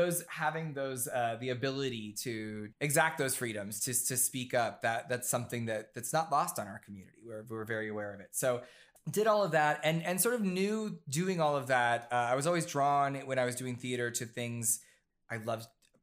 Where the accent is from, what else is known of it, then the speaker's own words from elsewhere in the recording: Ohio, United States; now in New York City, United States; No, so I was raised in Southern Ohio, and the reason I bring that up is because both my parents are Marines.